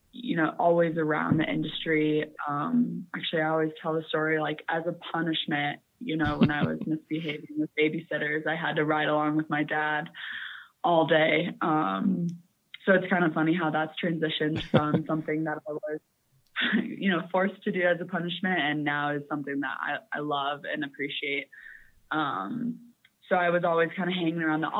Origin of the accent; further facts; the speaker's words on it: Indiana, United States; moved away as an adult; now in Colorado, United States; I didn't grow up in Colorado. I'm originally from Indiana